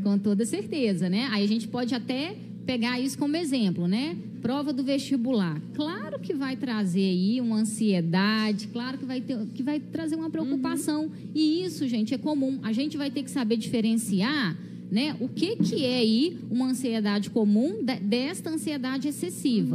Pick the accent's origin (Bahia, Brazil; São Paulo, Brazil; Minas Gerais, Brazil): Minas Gerais, Brazil; Visconde do Rio Branco; eu sou aqui de Visconde mesmo, né? Nascida e criada aqui nessa terrinha